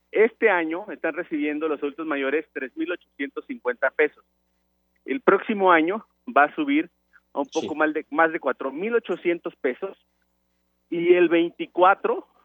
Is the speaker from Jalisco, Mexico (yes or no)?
no; Minatitlán, Veracruz, Mexico; Minatitlán, donde yo soy, como ustedes saben, yo nací y crecí en Minatitlán